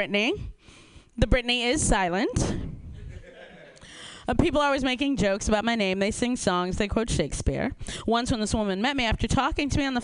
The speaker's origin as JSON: {"language": "English", "town": "Chicago", "region": "Illinois", "country": "United States", "moved": "yes", "lives_now": "Southern California, United States", "said": "I am originally from Chicago"}